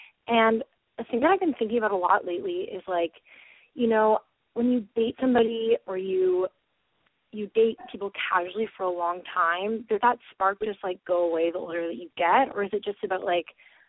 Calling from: Vancouver, British Columbia, Canada; I'm 21, and I'm calling from Vancouver, BC.

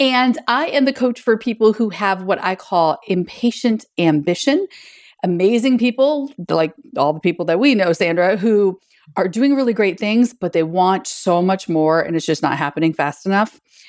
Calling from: Birmingham, Alabama, United States; today I'm calling in from Birmingham, Alabama

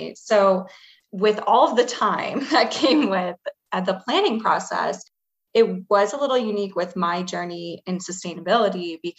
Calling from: Chicago, Illinois, United States; I am calling from Chicago.

